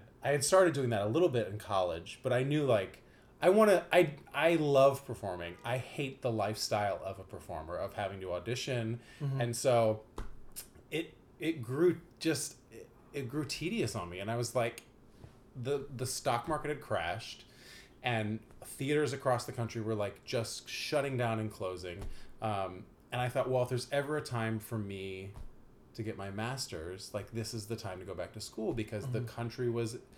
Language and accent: English; Dayton, Ohio, United States; the town that I grew up in, Dayton, Ohio